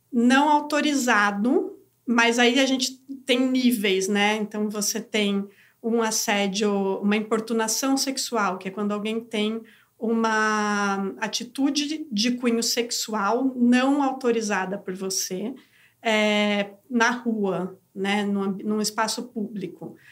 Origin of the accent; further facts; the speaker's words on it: Brazil; nasci mulher no Brasil